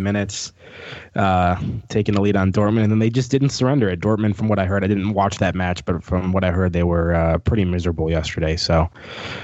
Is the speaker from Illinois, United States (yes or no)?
yes; Wheaton, Illinois, United States; no one knows where Wheaton, Illinois is